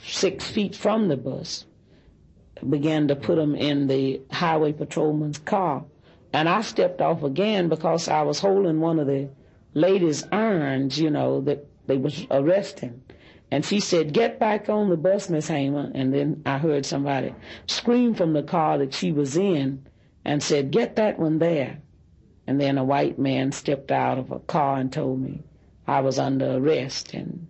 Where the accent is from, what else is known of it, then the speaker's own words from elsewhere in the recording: Louisville, Kentucky, United States; And he asked me where I was from, and I told him I was from Louisville.